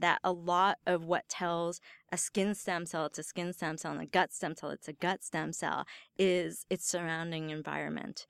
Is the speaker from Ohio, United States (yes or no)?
no; Northern Virginia, United States; now in Stanford, United States; I grew up in Northern Virginia near D